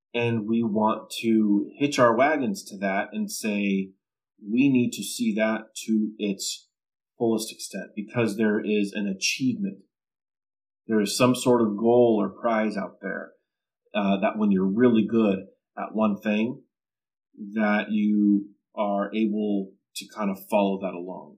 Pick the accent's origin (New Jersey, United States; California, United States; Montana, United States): California, United States; Southern; growing up in Southern California